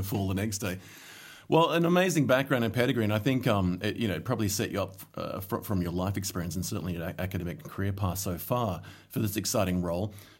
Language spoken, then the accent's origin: English; Solomon Islands; moved away; I grew up in the Solomon Islands